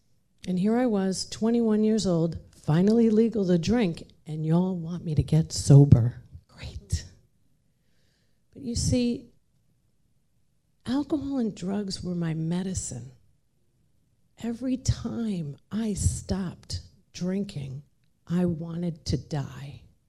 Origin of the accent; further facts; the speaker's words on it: Ireland; I'm Irish. We drink. That's what we do.